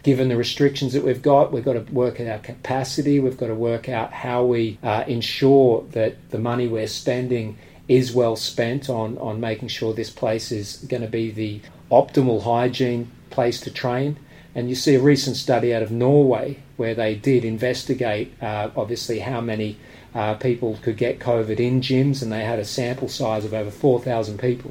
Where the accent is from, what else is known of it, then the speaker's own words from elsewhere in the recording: Australia; now in United Kingdom; I'm, from Australia, but I'm a British resident.